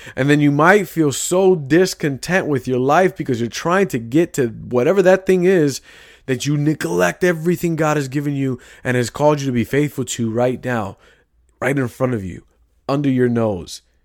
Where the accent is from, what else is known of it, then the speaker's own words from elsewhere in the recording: Chicago, Illinois, United States; I grew up in Chicago. I have lingo.